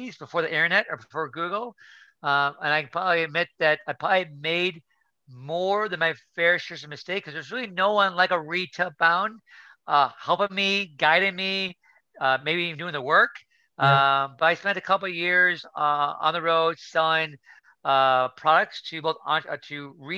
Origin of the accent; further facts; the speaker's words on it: Chicago, Illinois, United States; also born or lived in New York; I was born here in New York and raised in Illinois or Chicago